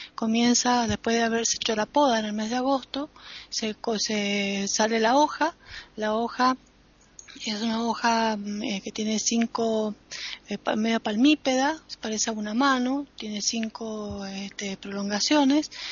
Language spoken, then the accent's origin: Spanish; Mendoza, Argentina; como mendocina